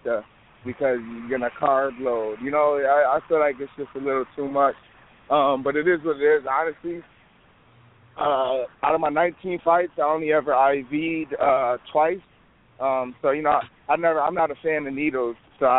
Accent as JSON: {"language": "English", "town": "Rochester", "region": "New York", "country": "United States", "tie": "born or raised there", "said": "my hometown, Rochester."}